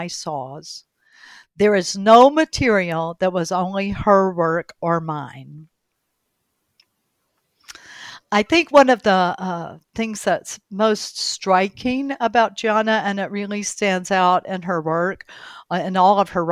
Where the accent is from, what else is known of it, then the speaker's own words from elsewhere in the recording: Ball Ground, Georgia, United States; moved away as an adult; also born or lived in Durham, North Carolina; he and I moved back to my hometown of Ball Ground, Georgia.